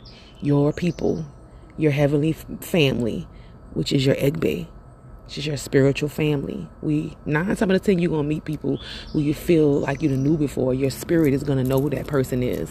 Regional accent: Louisiana, United States; now in Atlanta, United States; I'm from Louisiana

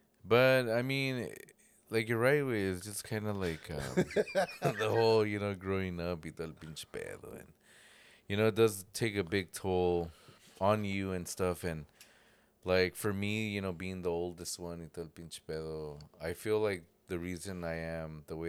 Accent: Jamaica; I'm from Jamaica.

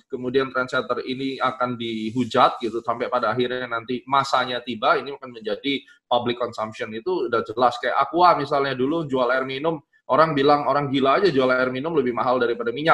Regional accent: Surabaya, East Java, Indonesia; orang Surabaya

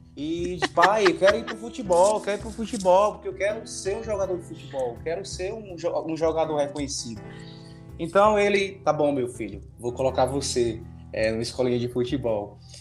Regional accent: Juazeiro do Norte, Ceará, Brazil; sou natural de Juazeiro do Norte

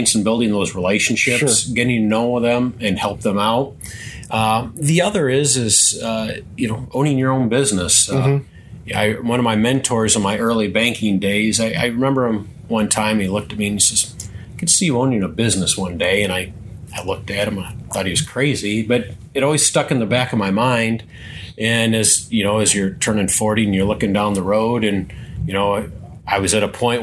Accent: Lanark, Illinois, United States; Grew up in the northwestern corner of the state of Illinois, a little town called Lanark, a small rural community

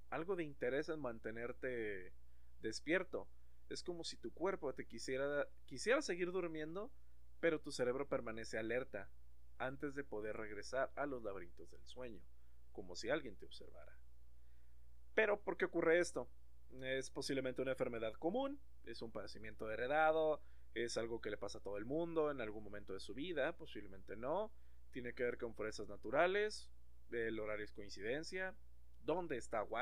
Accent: Mexico; porque a final de cuentas, como buen mexicano, No sabe de haber valido madre

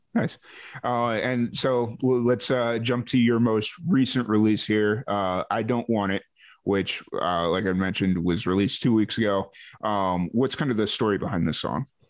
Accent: Chicago, Illinois, United States; moved away as an adult; now in Texas, United States; I'm from Chicago originally

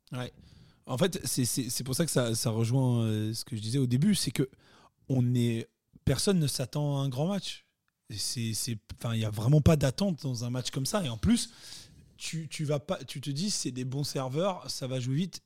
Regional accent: France; nous sommes français.

